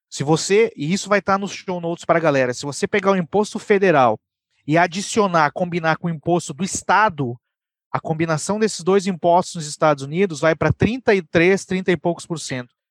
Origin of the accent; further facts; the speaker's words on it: Brazil; now in United States; eu sou brasileiro, tá? Eu sou da América do Sul.